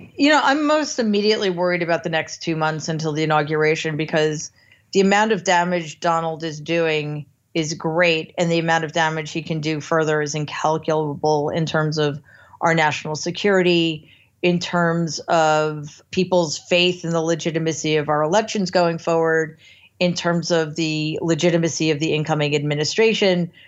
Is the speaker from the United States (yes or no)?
yes; United States; as an American